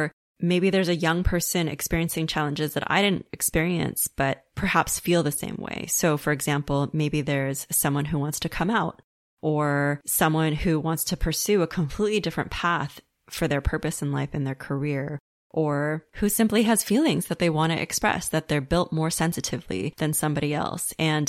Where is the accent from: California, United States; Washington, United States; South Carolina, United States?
California, United States; Los Angeles; how it was for me growing up in West Los Angeles as one of the few Asian kids in my elementary school